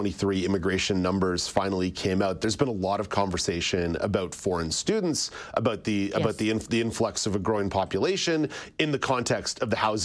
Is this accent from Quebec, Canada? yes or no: yes; Montreal, Quebec, Canada; Growing up in Montreal